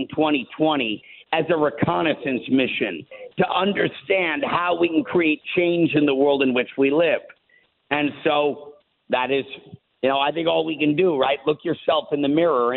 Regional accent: Minnesota, United States; Minnesota, which is where I'm from, I was born in Minnesota, made in Minnesota

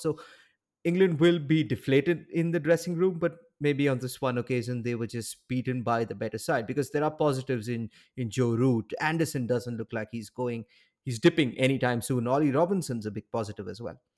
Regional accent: India; as an Indian

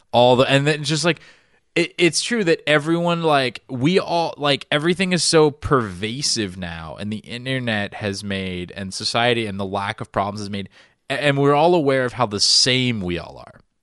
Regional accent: Florida, United States; I grew up in the South

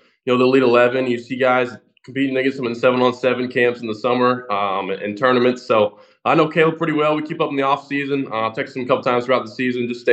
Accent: the South, United States; I'm from the South

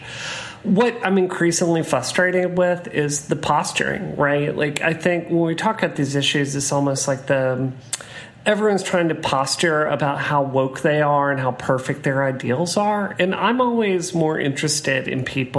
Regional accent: Hattiesburg, Mississippi, United States; my hometown of Hattiesburg, Mississippi

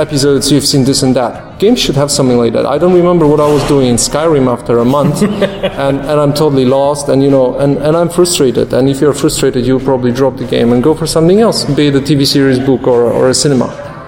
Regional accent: Warsaw, Masovian Voivodeship, Poland; I'm a fellow from Poland, uh, from a tiny city called Warsaw

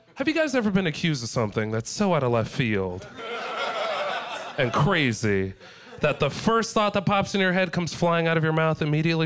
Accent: San Diego, California, United States; moved away as an adult; now in Los Angeles, United States; I'm from San Diego, guys. I live in LA now.

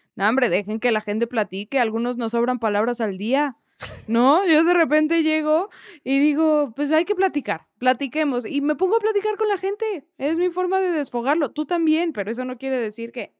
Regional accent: Mexico; soy mexicana

